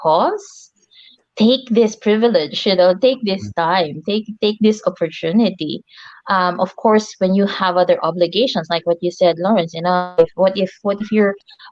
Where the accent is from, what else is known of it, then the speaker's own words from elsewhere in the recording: Philippines; moved away; I'm originally from the Philippines